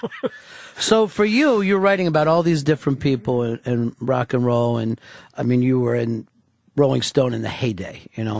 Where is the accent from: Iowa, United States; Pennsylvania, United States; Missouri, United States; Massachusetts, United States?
Pennsylvania, United States; Chester; I grew up right outside of Philadelphia